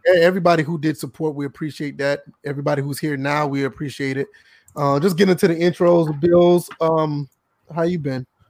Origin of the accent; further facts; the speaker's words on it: Georgia, United States; now in South Carolina, United States; I'm from Georgia, South Carolina